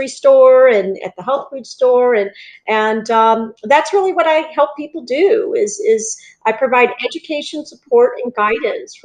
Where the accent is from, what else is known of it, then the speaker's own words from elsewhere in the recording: Northeast, United States; also born or lived in Worcester, Massachusetts; now in Southwest Florida, United States; I'm from the Northeast